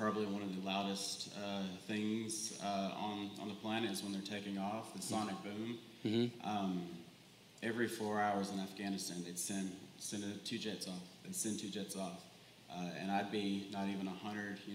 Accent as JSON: {"language": "English", "town": "Villa Rica", "region": "Georgia", "country": "United States", "lives_now": "Cartersville, United States", "said": "I'm from Villarica, Georgia"}